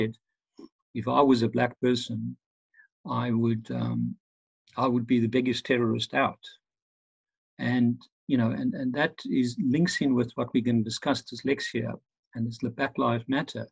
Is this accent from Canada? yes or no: no; Pretoria, Gauteng, South Africa; moved away as an adult; also born or lived in Dublin, Ireland; now in London, United Kingdom; I'm originally South African, from Pretoria, South Africa, the heart of apartheid. Grew up there in the 60s